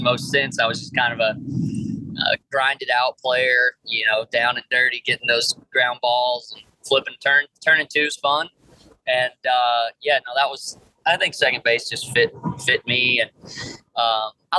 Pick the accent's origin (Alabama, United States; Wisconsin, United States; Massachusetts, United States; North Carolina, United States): North Carolina, United States; I'm from North Carolina